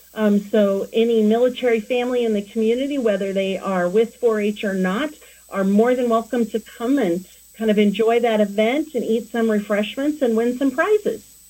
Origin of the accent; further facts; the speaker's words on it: Denver, Colorado, United States; moved away as an adult; now in Cheyenne, United States; I was born and raised in the Denver area